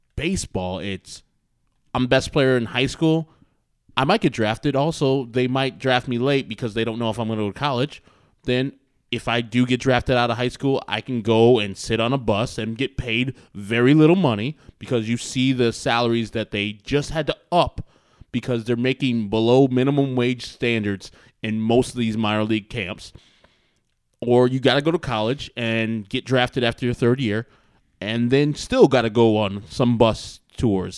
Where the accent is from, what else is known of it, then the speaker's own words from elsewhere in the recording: Wheaton, Illinois, United States; we're from Wheaton